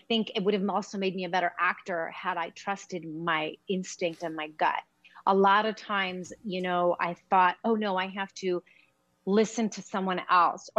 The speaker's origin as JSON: {"language": "English", "town": "Los Angeles", "region": "California", "country": "United States", "tie": "born or raised there", "also_born_or_lived": "Queens, New York", "said": "So I was in L.A."}